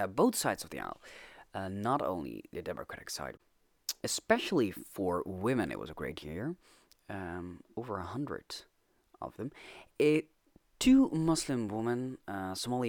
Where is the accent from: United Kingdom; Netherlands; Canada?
Netherlands; I'm Dutch.